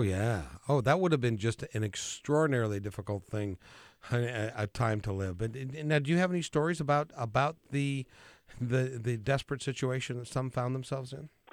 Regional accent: Idaho Falls, Idaho, United States; I was born in Idaho Falls

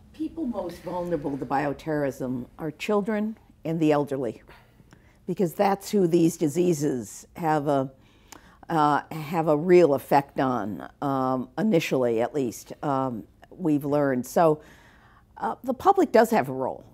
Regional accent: South Florida, United States; I come from Florida, from Su-, South Florida.

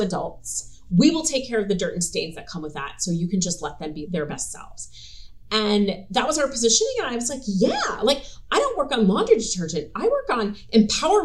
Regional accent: New York, United States; moved away as an adult; also born or lived in New Jersey; I was from New York

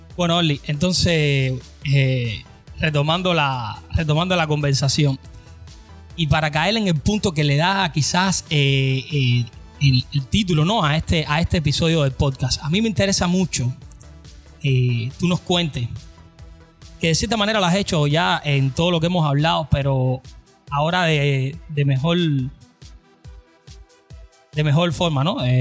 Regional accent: Cuba; now in United States; salí de Cuba

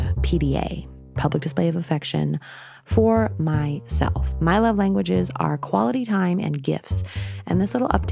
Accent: New York, United States; moved away; I went back to my home state in New York

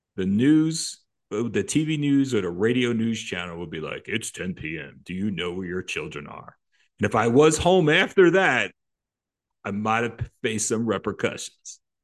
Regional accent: New Jersey, United States; growing up in Jersey, the park lights went off at 10 p.m.

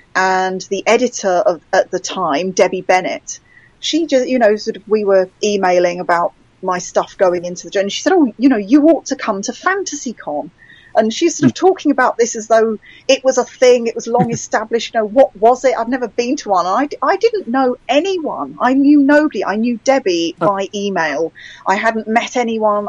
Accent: United Kingdom; I'm British.

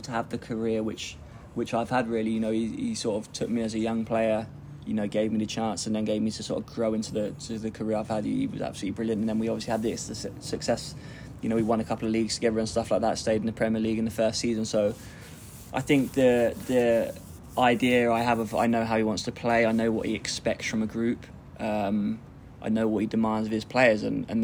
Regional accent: Maidenhead, South East England, United Kingdom; I grew up in Maidenhead, which is just down M4

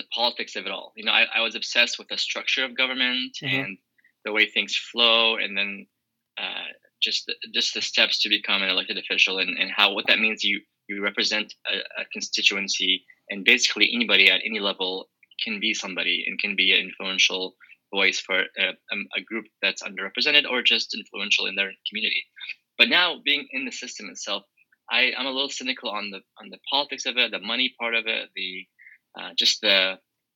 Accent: Oregon, United States; I grew up in Oregon

